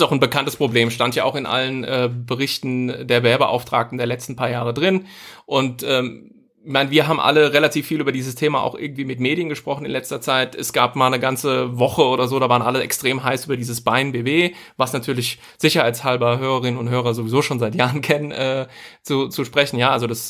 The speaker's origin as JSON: {"language": "German", "country": "Germany", "said": "als Deutsche"}